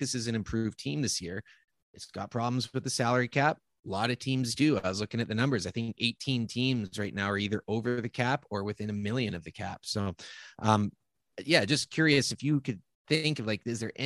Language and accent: English; Victoria, British Columbia, Canada; my hometown, Victoria, BC